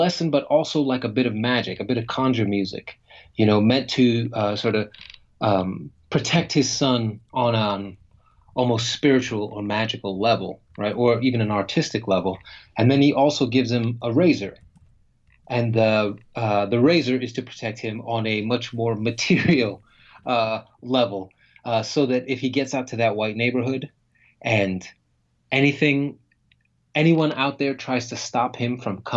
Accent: United States; American writer, a writer from the U.S.

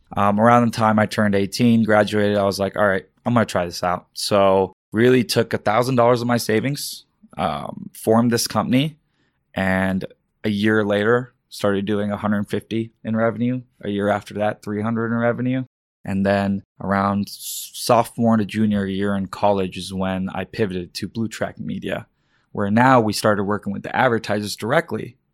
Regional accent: Dallas, Texas, United States; also born or lived in Karachi, Pakistan / Virginia / Florida / Carrollton, Texas; moved from Virginia for a year, Florida for a year, settled in Dallas, Texas

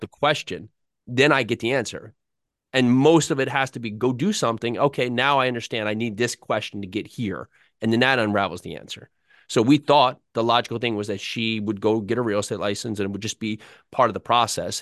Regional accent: New Jersey, United States; I grew up in North Jersey.

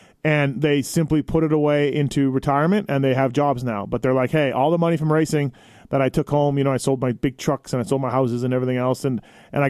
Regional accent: Canada; Me being Canadian

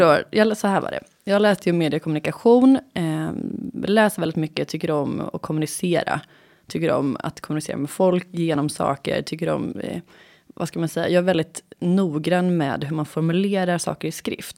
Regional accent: Gothenburg, Västra Götaland, Sweden; moved away as an adult; also born or lived in England / Skåne; now in Stockholm, Sweden; jag är born and raised i Göteborg. Flyttade hemifrån när jag var 18

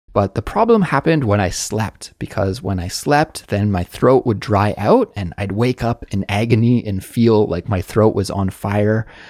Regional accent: Canada; moved away as an adult; now in South Korea; growing up in Canada or the States in the nineties like I did

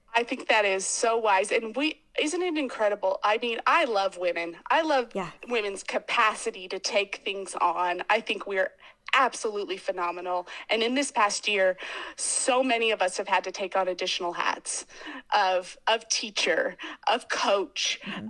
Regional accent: Boise, Idaho, United States; I grew up in Boise, Idaho, in quite a traditional

